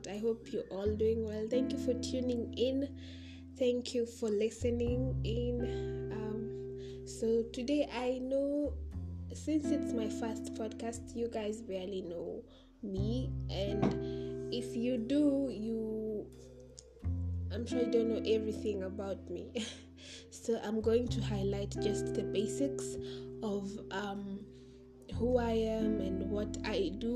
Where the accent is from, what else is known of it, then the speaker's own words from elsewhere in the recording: Kenya; I am a Kenyan by birth.